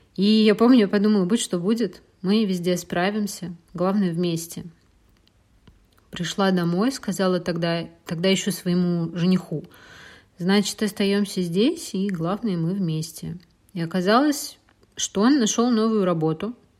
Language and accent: Russian; Russia; moved away as an adult; а я из России